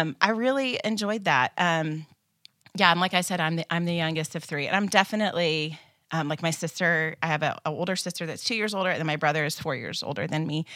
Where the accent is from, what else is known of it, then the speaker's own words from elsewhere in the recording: Kansas, United States; moved away; I grew up in Kansas. It's home for me, and my parents still live there.